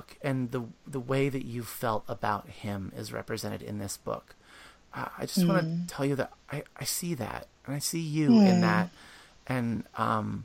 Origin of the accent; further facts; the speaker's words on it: Pennsylvania, United States; now in Baltimore, United States; I grew up in Pennsylvania